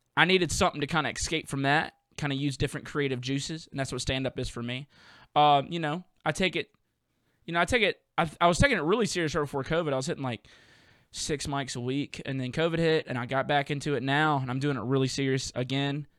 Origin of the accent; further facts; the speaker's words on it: the South, United States; accent: Southern; I have a little bit of a dialect problem whenever I'm in places that, you know, ain't the South